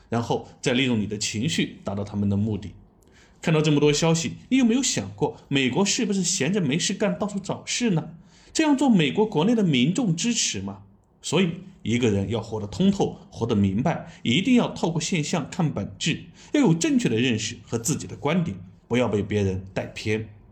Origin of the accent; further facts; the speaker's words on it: China; 作为中国人都有体感